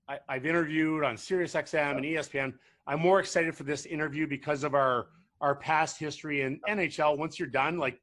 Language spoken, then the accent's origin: English; Ottawa, Ontario, Canada; I grew up in Ottawa